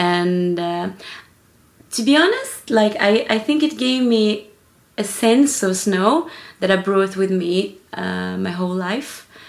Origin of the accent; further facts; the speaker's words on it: Kiruna, Norrbotten County, Sweden; moved away; I am originally Swedish. I was born in the north of Sweden.